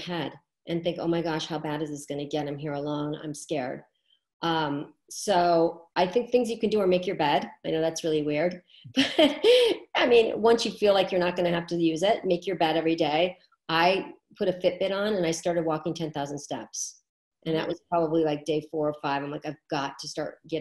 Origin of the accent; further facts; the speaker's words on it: New York City, New York, United States; I am from New York City and that's where I live.